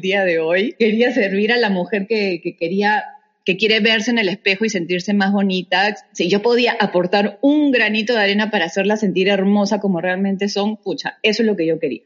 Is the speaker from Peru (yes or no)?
yes; Peru; moved away as an adult; also born or lived in Canada; cuando yo salí del colegio, eh, lamentablemente el Perú se encontraba